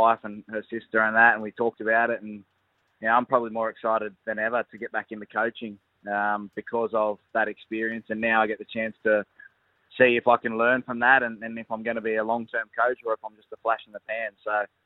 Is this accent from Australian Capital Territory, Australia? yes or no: yes; Canberra, Australian Capital Territory, Australia; moved away; What a beautiful place Canberra is to be there back in my hometown